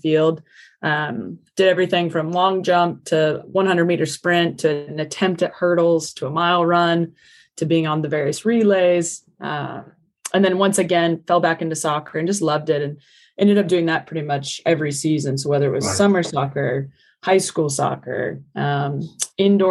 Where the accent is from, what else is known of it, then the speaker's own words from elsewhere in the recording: Kansas, United States; moved away as an adult; also born or lived in California / Iowa; now in Devon, United Kingdom; I grew up in Kansas, so it's right smack dab in the middle of the states